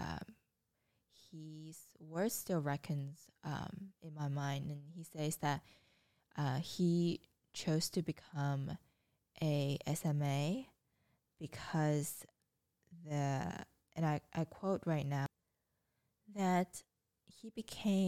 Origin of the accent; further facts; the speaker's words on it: China; moved away; I grew up in China and went through the education system